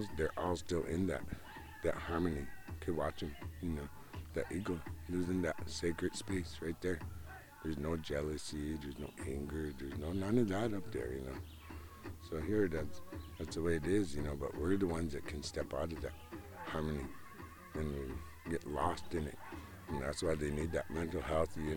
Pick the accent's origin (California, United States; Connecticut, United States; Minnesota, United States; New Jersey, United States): Minnesota, United States; Nagaajiwanaang; I'm on my reservation. I'm from Nagachiwanong. Our reservation's the first one that took the money